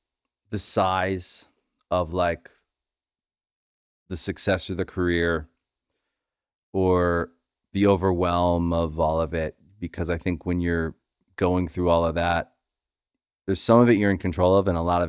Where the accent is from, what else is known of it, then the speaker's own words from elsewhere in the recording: Charles County, Maryland, United States; I'm from Charles County, Maryland